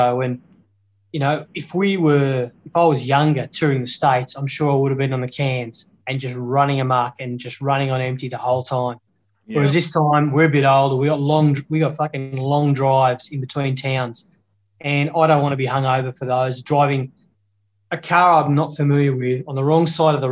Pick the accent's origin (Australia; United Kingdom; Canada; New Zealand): Australia; Sydney, New South Wales; growing up in Sydney